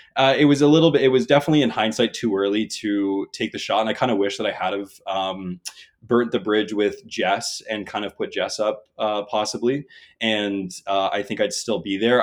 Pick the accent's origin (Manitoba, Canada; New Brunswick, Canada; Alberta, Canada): New Brunswick, Canada; I'm from New Brunswick